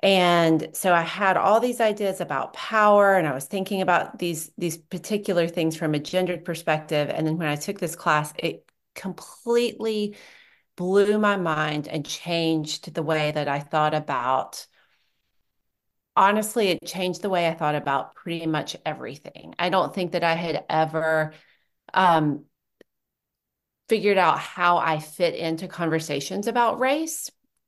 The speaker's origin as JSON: {"language": "English", "region": "the South", "country": "United States", "said": "I could situate myself as a white person, as a Southerner in this context"}